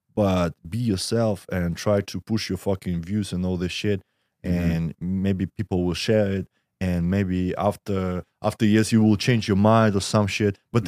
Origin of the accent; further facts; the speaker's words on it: Russia; I'm from Russia